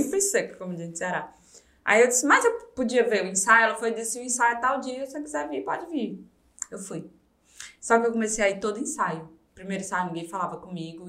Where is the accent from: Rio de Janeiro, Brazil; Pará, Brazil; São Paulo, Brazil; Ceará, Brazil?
Ceará, Brazil; Fortaleza; moved away; Nasci em Fortaleza. É, o José Walter é um bairro lá